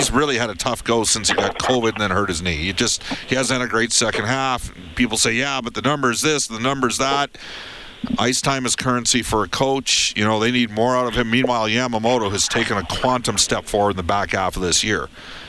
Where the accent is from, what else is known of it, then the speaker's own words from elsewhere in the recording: Western Canada, Canada; I am from Western Canada.